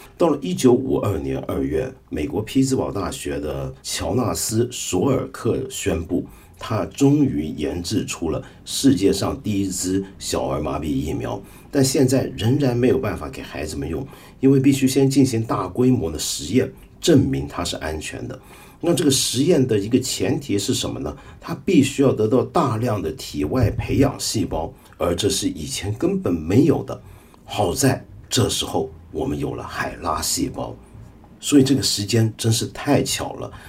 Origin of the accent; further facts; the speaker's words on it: Taiwan; 我小时候在台湾念初中